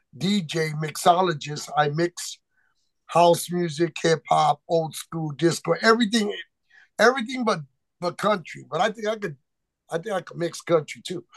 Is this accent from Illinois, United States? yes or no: yes; Chicago Heights, Illinois, United States; also born or lived in McAllen, Texas / Gary, Indiana / Hammond, Indiana; now in Las Vegas, United States; my mom moved me to Chicago Heights, Illinois